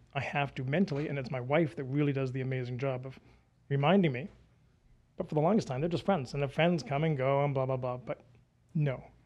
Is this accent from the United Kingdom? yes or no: yes; United Kingdom; moved away as an adult; now in United States; I'm British